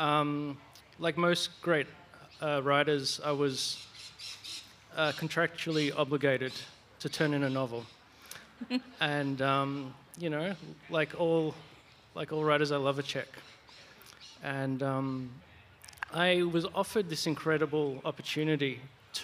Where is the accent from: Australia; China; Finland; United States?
Australia; me being an Australian